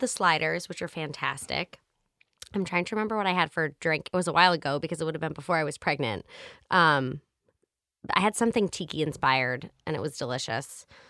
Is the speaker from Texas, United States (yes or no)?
no; New Hampshire, United States; I grew up in New Hampshire